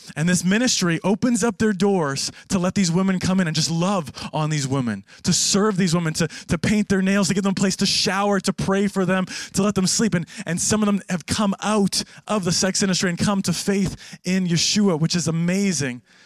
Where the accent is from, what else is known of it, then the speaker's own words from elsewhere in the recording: Canada; now in Jerusalem, Israel; I am Canadian, not American